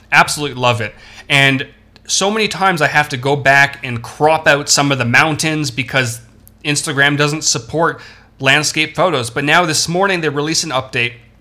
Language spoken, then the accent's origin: English; Toronto, Ontario, Canada; I'm from Toronto